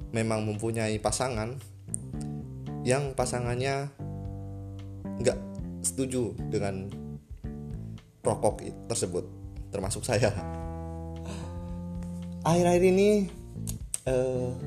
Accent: Central Java, Indonesia; saya sendiri pun berasal dari Jawa Tengah

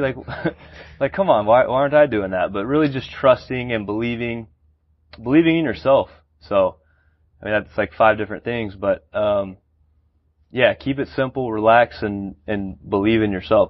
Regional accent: Georgetown, Texas, United States; also born or lived in Austin, Texas; I was born in Austin, went to high school in Georgetown, Texas, just north of Austin

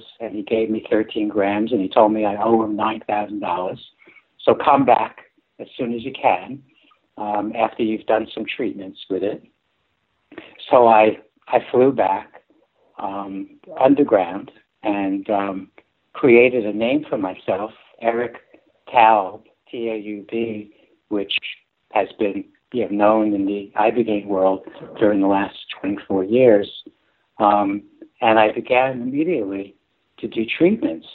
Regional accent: New York City, New York, United States; I'm from the Bronx

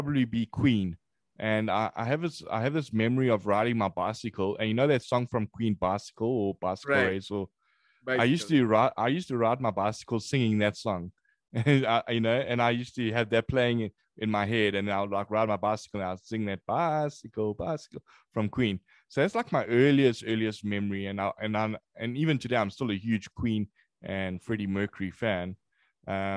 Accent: Durban, KwaZulu-Natal, South Africa; moved away as an adult; now in Johannesburg, South Africa; I was actually born here. But then I went to a place in Durban. To another city. I went there and I spent most of my life in Durban. Yeah, that's where I grew up

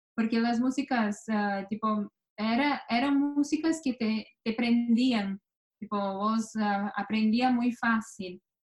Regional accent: where Grêmio plays, Rio Grande do Sul, Brazil; Spanish is a second language; now in New York, United States; es de donde yo soy.

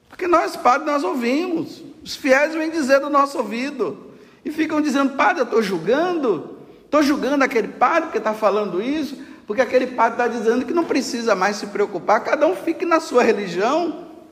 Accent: Brazil; nós, hoje, como brasileiros

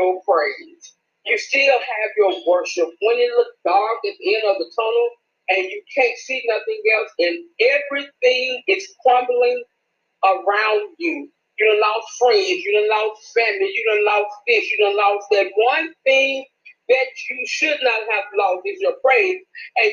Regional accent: Memphis, Tennessee, United States; I'm from Memphis, Tennessee

